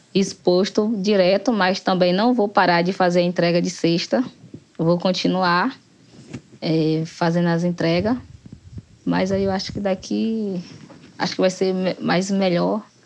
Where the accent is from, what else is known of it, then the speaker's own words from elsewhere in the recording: Barrocão, southern Bahia, Brazil; moro no Barrocão, desde quando eu nasci até hoje, estou aqui no Barrocão